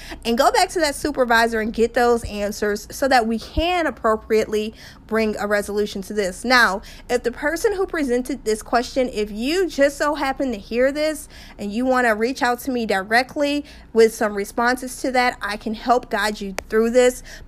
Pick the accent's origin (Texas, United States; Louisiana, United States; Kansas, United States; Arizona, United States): Louisiana, United States; just outside of New Orleans; I'm from Louisiana, just outside of New Orleans